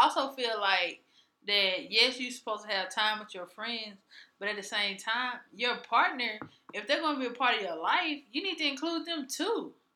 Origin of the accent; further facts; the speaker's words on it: Mississippi, United States; growing up in Mississippi